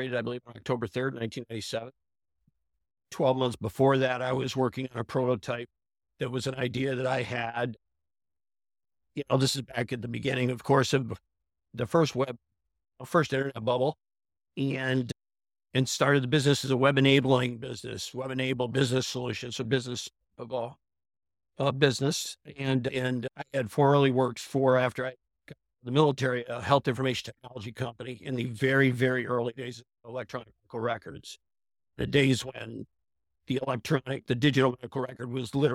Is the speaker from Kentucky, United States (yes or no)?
no; Clayton, New York, United States; now in Yardley, United States; I grew up in a small town called Clayton, New York